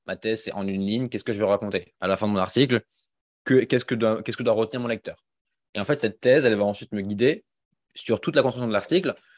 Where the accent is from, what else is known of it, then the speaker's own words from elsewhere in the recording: Alsace, Grand Est, France; moved away as an adult; also born or lived in Rennes; now in Lyon, France; j'ai grandi en Alsace, donc je suis un Alsacien